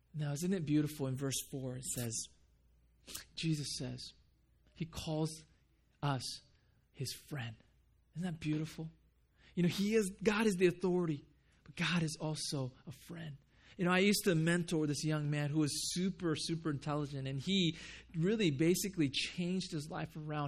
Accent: Japan; moved away; when I grew up in Japan

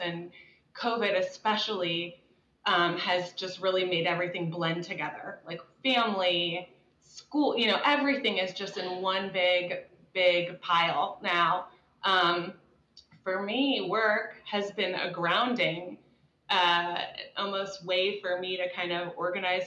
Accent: Dallas, Texas, United States; also born or lived in the Midwest; I grew up in Dallas

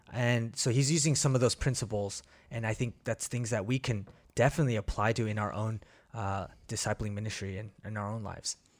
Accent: Bay Area, California, United States; moved away as an adult; also born or lived in Korea / Kansas City, Missouri; now in Portland, United States; we came to, uh, the Bay Area and did kindergarten to, uh, high school, public school

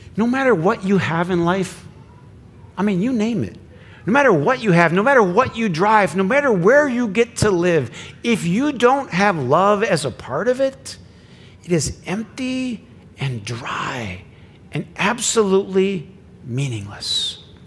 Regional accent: Flint, Michigan, United States; I grew up in Flint

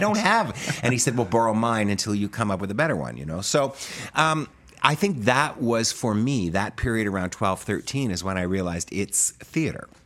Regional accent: Medicine Hat, Alberta, Canada; moved away as an adult; also born or lived in New York; I grew up in Medicine Hat, Alberta

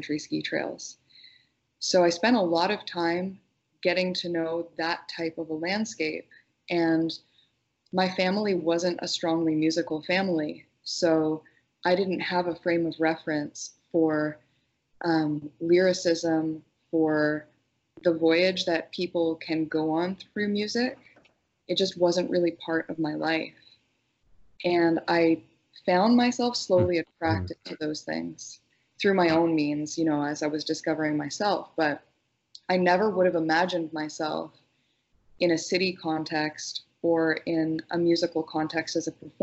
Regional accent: Northern Ontario, Canada; I grew up in Northern Ontario, and I spent my youth essentially unsupervised outside in the forest.

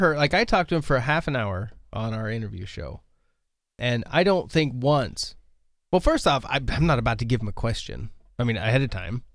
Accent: United States; as an American, I was born here, so I have no immigration experience

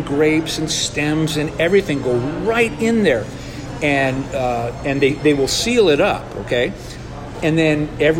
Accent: California, United States; moved away; I'm from California originally

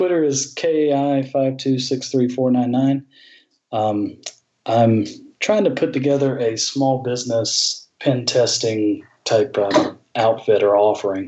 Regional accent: Augusta, Georgia, United States; that's my hometown

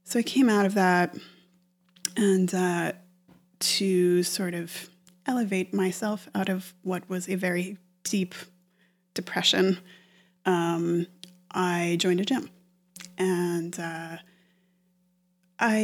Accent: Stowe, Vermont, United States; moved away as an adult; now in New York, United States; I'm from Vermont. I'm from Stowe, Vermont, which is a ski resort. And, you know, we got out of school every day at noon or on Fridays at noon to go skiing every winter

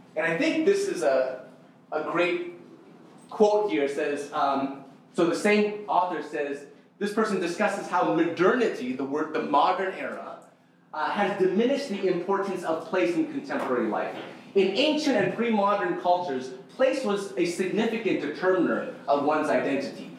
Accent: Toronto, Ontario, Canada; I'm Indonesian. Uh, Indonesian, born and raised here, born and raised in North York

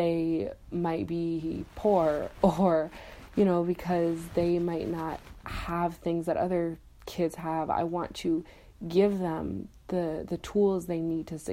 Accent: Buffalo, New York, United States; I'm from Buffalo, New York

